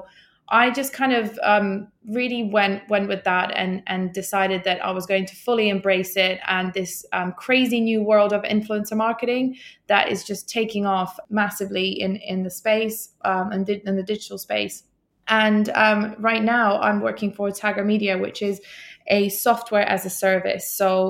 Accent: Bosnia & Herzegovina; also born or lived in Iceland; I'm not actually Icelandic. I am actually from Bosnia, but Iceland is one of my three or four homes now. And I lived there for 4 years.

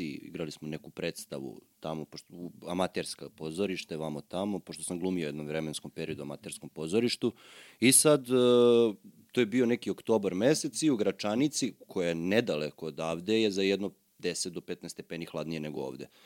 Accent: Serbia

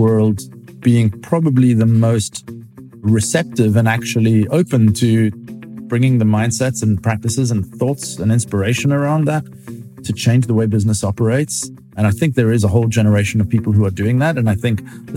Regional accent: South Africa; Growing up in South Africa from quite a multicultural household of immigrants from across North Africa, Southern Europe, and the Middle East

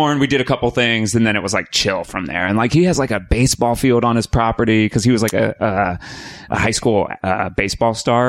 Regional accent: Austin, Texas, United States; I'm from Austin.

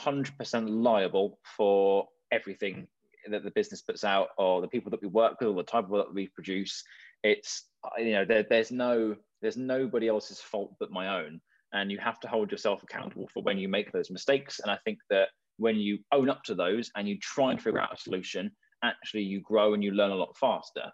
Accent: Kent, South East England, United Kingdom; also born or lived in Surrey; I was born in Surrey, and then I moved into Kent when I was maybe

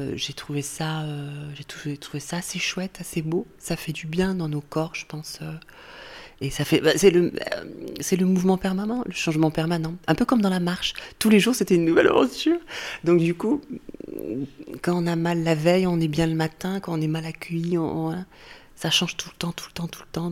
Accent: Castries, Occitania, France; moved away; là où j'ai grandi, chez mes parents, où j'étais en vacances cet été, Castries, à côté de Montpellier

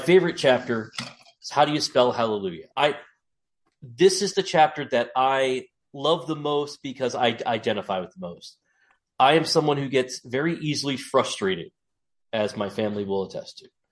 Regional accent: Massachusetts, United States; moved away; I grew up in Massachusetts

